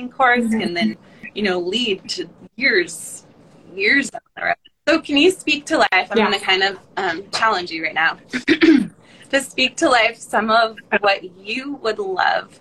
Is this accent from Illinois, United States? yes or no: no; Oregon, United States; we're both from Oregon